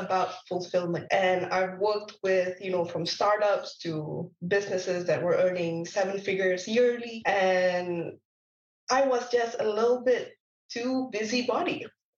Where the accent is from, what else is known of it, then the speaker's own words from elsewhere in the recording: Malaysia; moved away as an adult; also born or lived in Lincoln, United Kingdom; now in Canada; I'm not from Canada. I am from Malaysia